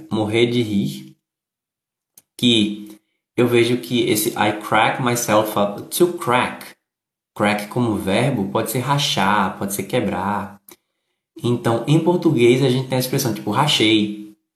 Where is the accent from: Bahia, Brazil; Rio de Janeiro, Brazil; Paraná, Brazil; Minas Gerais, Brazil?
Bahia, Brazil; Eu sou da Bahia, mas no momento estou morando em Santa Catarina.